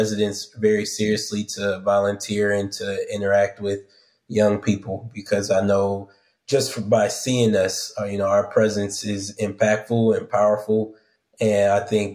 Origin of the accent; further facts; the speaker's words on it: South Bend, Indiana, United States; Born and raised in South Bend, Indiana, went to public high school